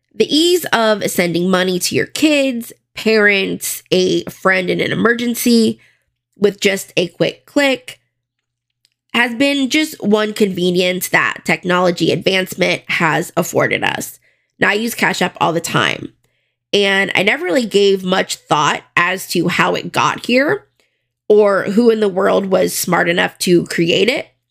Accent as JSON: {"language": "English", "area": "Broward County", "region": "Florida", "country": "United States", "tie": "born or raised there", "said": "I am from Florida, Broward County, and I went to a pretty big high school"}